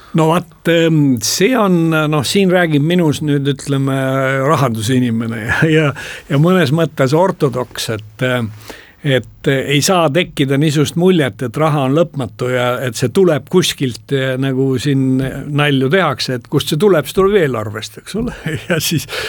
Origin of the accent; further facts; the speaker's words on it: Estonia; Eesti inimene, põhjamaalane